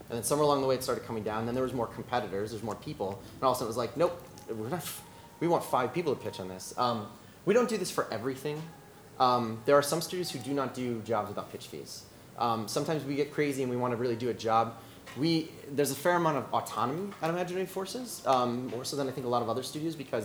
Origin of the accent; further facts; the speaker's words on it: Chicago, Midwest, United States; moved away as an adult; now in Los Angeles, United States; I come from the Midwest, hard work ethic, chip on your shoulder